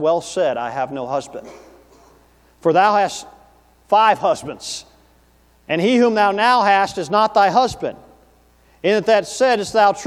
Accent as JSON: {"language": "English", "region": "Tennessee", "country": "United States", "tie": "born or raised there", "said": "growing up in Tennessee as a young man"}